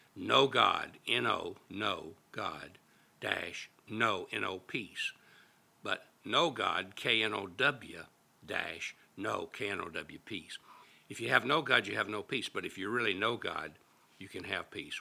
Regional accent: Little Rock, Arkansas, United States; my hometown of Little Rock, Arkansas

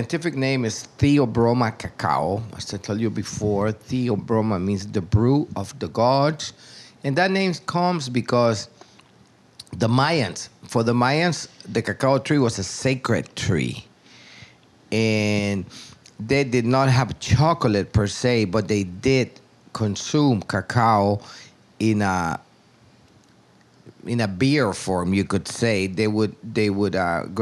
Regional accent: Tegucigalpa, Francisco Morazán, Honduras; moved away as an adult; now in Roatan, Honduras; I was born in Tegucigalpa, which is the capital of Honduras, many years ago.

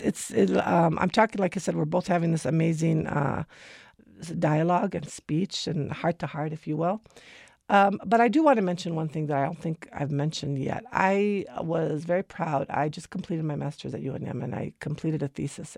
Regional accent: United States; My grandfather immigrated to America in nineteen fourteen

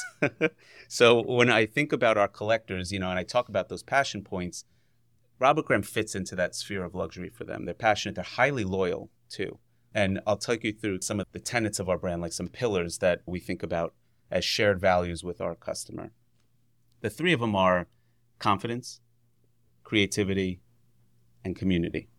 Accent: New York, United States; moved away as an adult; also born or lived in Virginia / West Coast / Columbus, Ohio; I grew up in New York

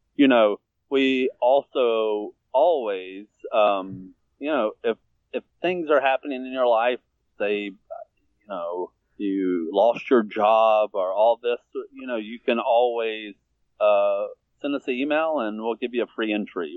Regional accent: Virginia, United States; now in Atlanta, United States; I was born in Virginia, but I've lived in Atlanta for about 15 years now.

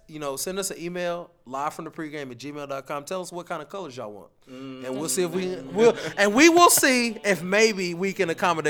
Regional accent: Tappahannock, Virginia, United States; I'm a country boy from Tappahannock.

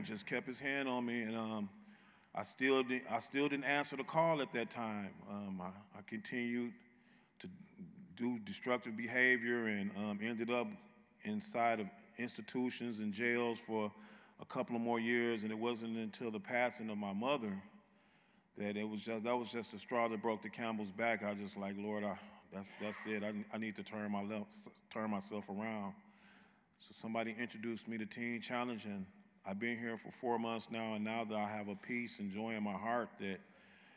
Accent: Muskegon, Michigan, United States; I'm from Muskegon, Michigan.

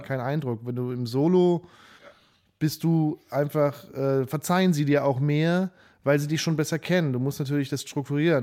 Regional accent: Saarbrücken, Saarland, Germany; moved away; also born or lived in Nuremberg / Berlin; komm aus Saarbrücken

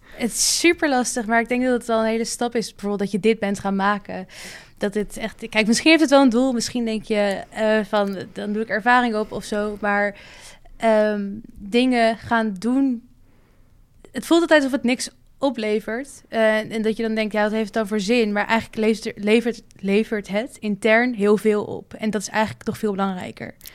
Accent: Amsterdam, North Holland, Netherlands; moved away as an adult; now in Rotterdam, Netherlands; ik kom uit Amsterdam. En, maar ik woon in Rotterdam

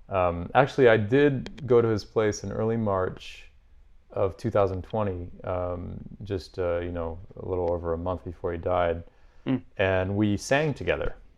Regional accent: Paris, Île-de-France, France; moved away as an adult; also born or lived in Edinburgh / Boston; now in New York, United States; growing up in Paris, I went to the conservatory and studied classical music

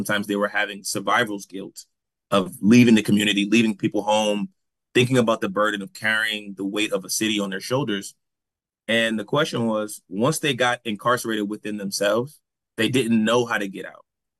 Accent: New Haven, Connecticut, United States; And so I just remember growing up in New Haven, and you would ask somebody, what does it mean to be Black?

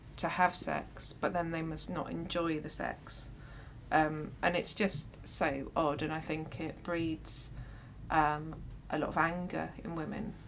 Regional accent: London, United Kingdom; growing up in London

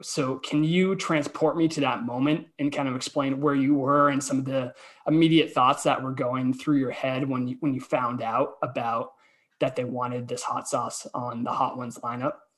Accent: Boston, Massachusetts, United States; I'm from Boston

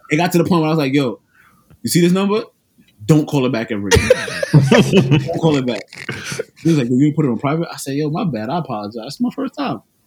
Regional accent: New York City, New York, United States; I'm from New York City, Brooklyn, to be exact.

